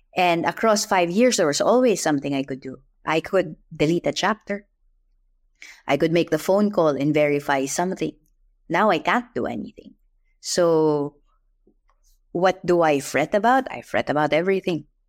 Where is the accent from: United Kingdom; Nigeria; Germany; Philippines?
Philippines; I'm Filipino